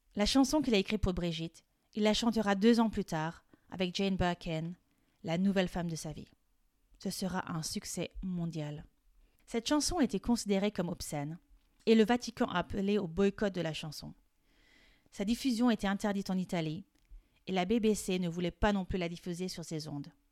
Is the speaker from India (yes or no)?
no; France; Je suis française et coach de français